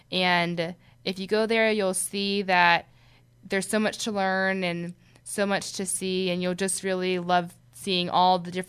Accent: Philadelphia, Pennsylvania, United States; from Philadelphia

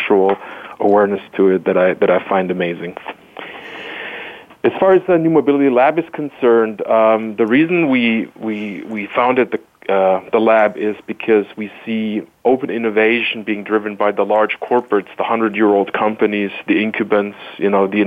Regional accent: Stuttgart, Baden-Württemberg, Germany; moved away as an adult; now in Chicago, United States; born and raised in Stuttgart, Germany

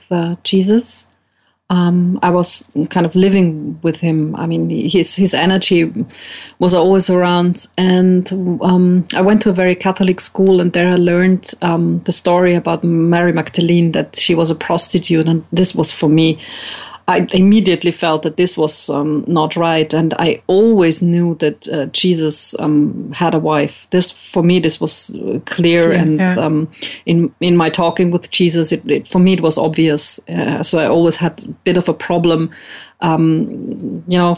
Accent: Vienna, Austria; I'm from Austria, Vienna, where I am at the moment

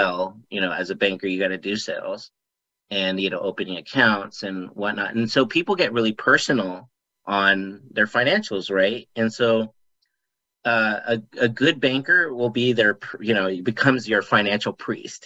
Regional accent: Las Vegas, Nevada, United States; I live here in Las Vegas, Nevada. I grew up here in Las Vegas

